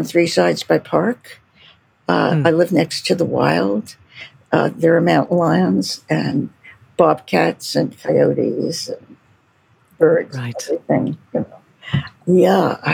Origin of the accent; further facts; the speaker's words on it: New York City, New York, United States; accent: East Coast American; moved away; also born or lived in California; I lived in a tiny neighborhood right next to Coney Island. Coney Island in Brooklyn, which has a certain flair to it. So I like to say I come from Coney Island.